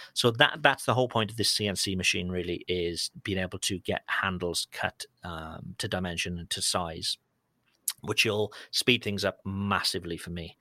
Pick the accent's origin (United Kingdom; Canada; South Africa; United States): United Kingdom; as a Brit